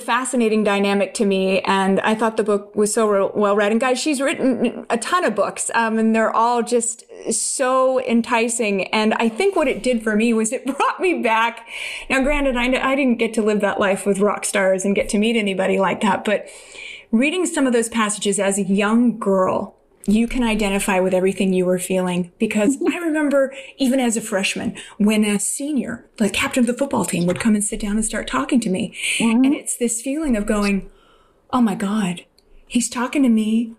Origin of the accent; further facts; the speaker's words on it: Los Angeles, California, United States; because I grew up in Los Angeles as well. You grew up in the Valley. I grew up out here in the South Bay.